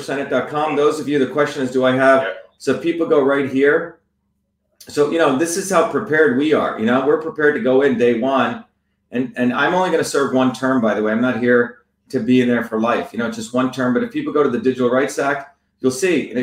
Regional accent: New Jersey, United States; I grew up in New Jersey

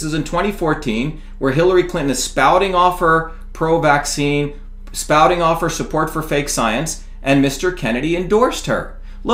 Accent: India; now in United States; I came from India, as I mentioned to you, what a caste system. We were considered untouchable.

